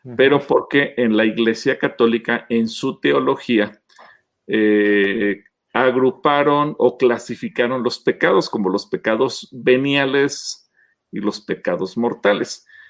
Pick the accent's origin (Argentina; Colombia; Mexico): Mexico; los mexicanos eh, nos ponemos la medalla de que somos uno de los pueblos más alegres del mundo